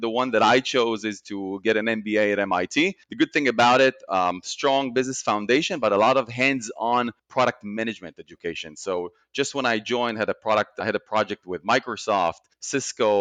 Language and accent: English; Israel; moved away as an adult; born and raised in Israel